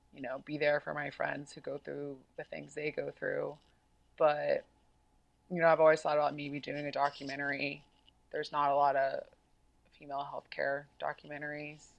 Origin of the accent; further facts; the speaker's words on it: South Carolina, United States; I grew up in South Carolina